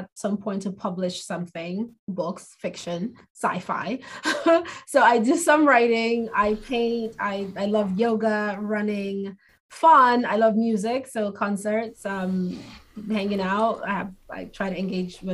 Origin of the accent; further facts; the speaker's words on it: Nigeria; moved away; I'm an immigrant. I'm Nigerian.